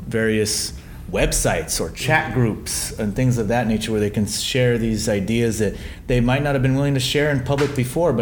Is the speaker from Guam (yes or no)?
yes; Guam; I was born and raised on Guam